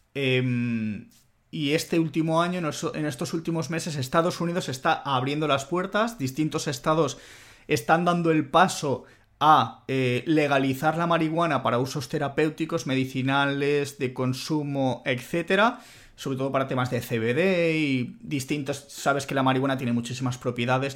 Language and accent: Spanish; Spain; also born or lived in Italy; siendo español que ha vivido en Italia